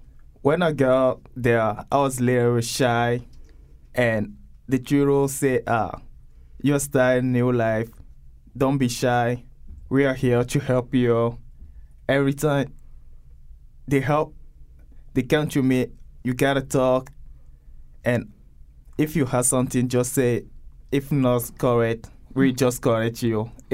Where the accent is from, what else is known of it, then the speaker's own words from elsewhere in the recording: Togo; English is a second language; moved away as an adult; now in United States; I came from Togo, country in West Africa. I got here almost 2 years. I won a GVS3 lottery visa.